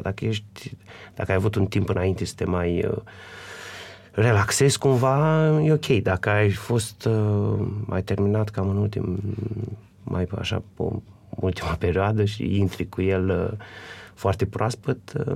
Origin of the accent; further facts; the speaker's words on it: Vaslui, Vaslui County, Romania; sunt din Vaslui